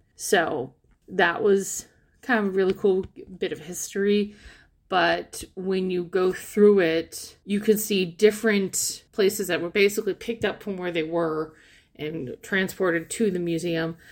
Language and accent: English; Port Huron, Michigan, United States; my hometown of Port Huron